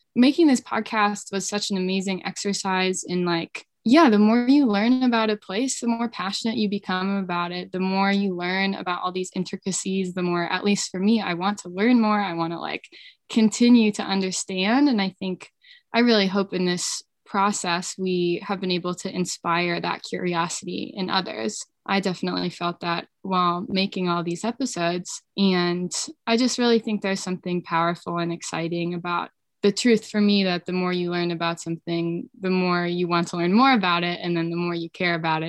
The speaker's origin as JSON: {"language": "English", "town": "Billings", "region": "Montana", "country": "United States", "tie": "born or raised there", "also_born_or_lived": "Vermont", "moved": "as an adult", "lives_now": "Jackson, United States", "said": "I grew up in Billings in Montana"}